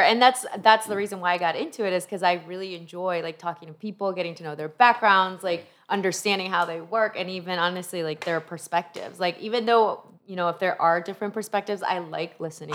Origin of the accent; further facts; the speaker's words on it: Honduras; also born or lived in Peru / Cleveland, Ohio; now in Florida, United States; I was born in Peru, raised in Honduras